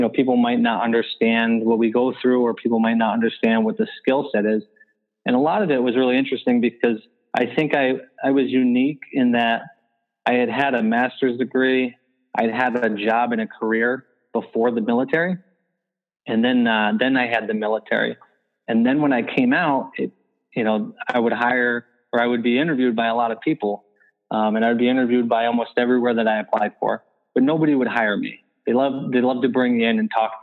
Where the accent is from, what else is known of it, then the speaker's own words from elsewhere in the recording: Franklin County, New York, United States; I grew up in the Adirondacks in Franklin County, New York, in a small village